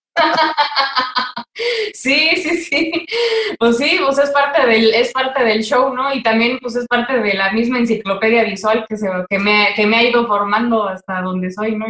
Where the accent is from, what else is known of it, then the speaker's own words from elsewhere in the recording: Toluca, State of Mexico, Mexico; moved away as an adult; vivir fuera de mi ciudad natal